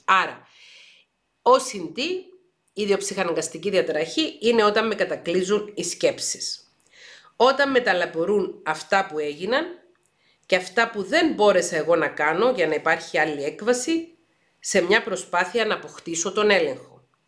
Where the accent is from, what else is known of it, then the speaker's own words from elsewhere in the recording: Paphos, Paphos District, Cyprus; Εγώ γεννήθηκα και μεγάλωσα στην Πάφο της Κύπρου